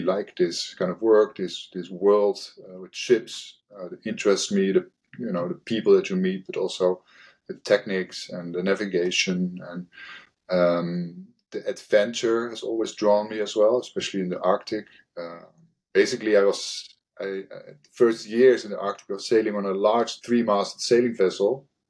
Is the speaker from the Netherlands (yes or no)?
yes; Rotterdam, South Holland, Netherlands; I come from the Rotterdam area, and we had a lot of shipbuilding facilities next door, basically behind the dike where I was living